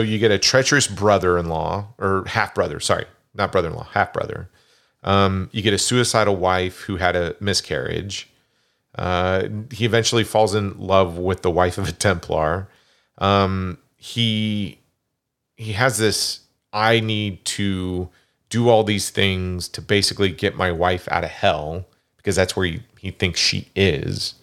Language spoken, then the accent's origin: English; Kansas, United States; I grew up in Kansas.